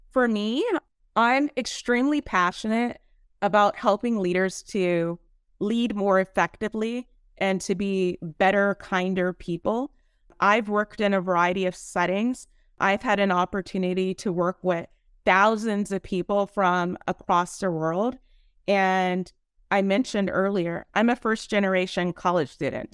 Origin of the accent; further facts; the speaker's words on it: San Bernardino, California, United States; now in San Diego, United States; I'm actually from San Bernardino, but I live in San Diego. I have to rep my hometown